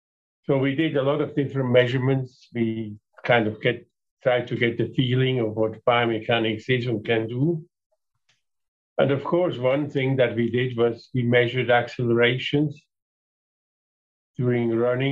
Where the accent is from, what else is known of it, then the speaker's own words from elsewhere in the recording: Switzerland; moved away as an adult; now in Calgary, Canada; I am originally from Switzerland